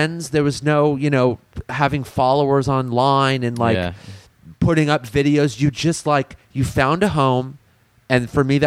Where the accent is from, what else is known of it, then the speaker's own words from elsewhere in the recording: La Crescenta, California, United States; Growing up around La Crescenta